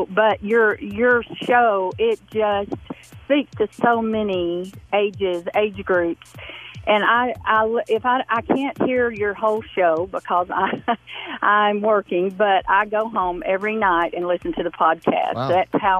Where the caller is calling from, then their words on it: Shelbyville, Tennessee, United States; Hey, Bobby, this is …. I'm calling from Shelbyville, Tennessee.